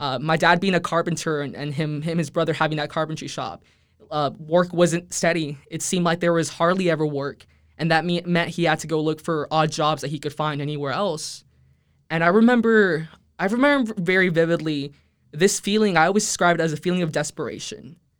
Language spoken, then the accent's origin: English; Edinburg, Texas, United States; first language Spanish; English is a second language; I'm, I'm originally from the Rio Grande Valley